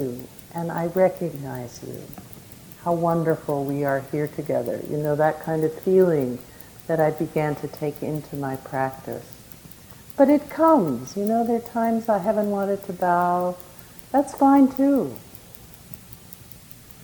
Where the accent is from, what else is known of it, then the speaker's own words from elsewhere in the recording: United States; as an American tourist